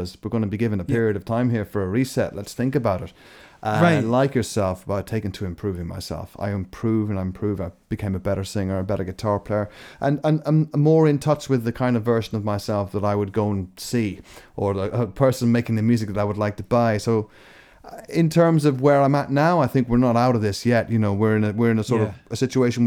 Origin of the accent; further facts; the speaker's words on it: Scotland, United Kingdom; I was born in Scotland as well